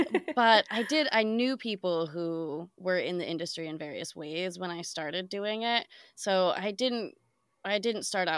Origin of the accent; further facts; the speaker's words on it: Midwest, United States; now in New York, United States; Yeah. So I grew up in the Midwest, came out to New York for school